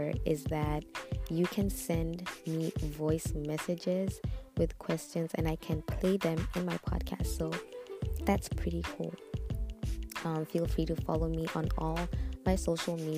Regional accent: Botswana; now in Zambia; I am a Zambian. I was born and raised in Botswana

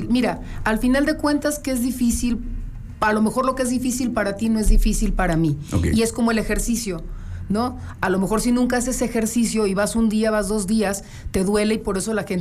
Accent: León, Guanajuato, Mexico; also born or lived in Torreón, Coahuila; Sí, yo soy de León, ah, pero yo me fui a vivir un tiempo para allá

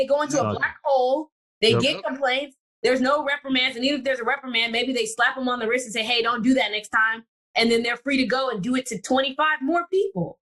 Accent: Missouri City, Texas, United States; I grew up in Missouri City, Texas.

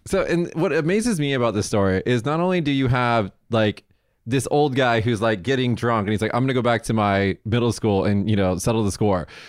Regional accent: Las Vegas, Nevada, United States; moved away; I'm from Vegas

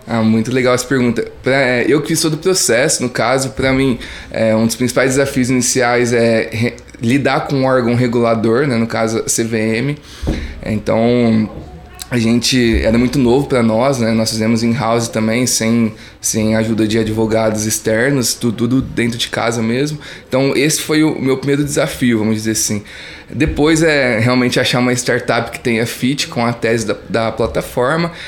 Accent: Morro Agudo, São Paulo, Brazil; accent: interior de São Paulo; eu sou de uma cidade do interior do estado de São Paulo, até conseguem ver pelo meu sotaque, né? Sou de Morragudo, maior produtor de cana-de-açúcar do Brasil e do mundo

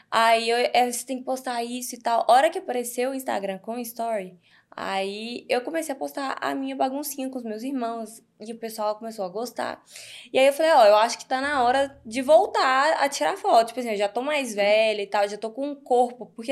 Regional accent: Divinópolis, Minas Gerais, Brazil; moved away as an adult; also born or lived in Goiânia; Divinópolis, uhum. é, perto de BH, uns 120 quilômetros de BH. Uhum. É, meus pais são de lá, eu fui criada lá a vida toda

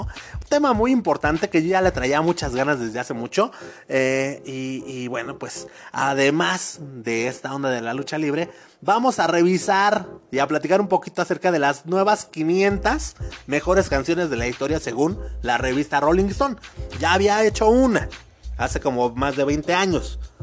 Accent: Mexico; nosotros como mexicanos

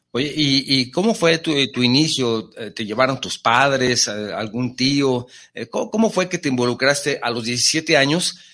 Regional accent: Mexico; also born or lived in Jalisco; aquí en Jalisco pues tenemos charros y tenemos mariachi, tenemos tequila y son parte de la identidad de, nuestra cultura como mexicanos

